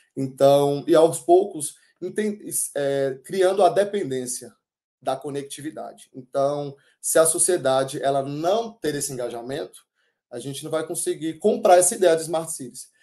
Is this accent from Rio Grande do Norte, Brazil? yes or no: no; Cocos, Bahia, Brazil; nasci na Bahia, em Cocos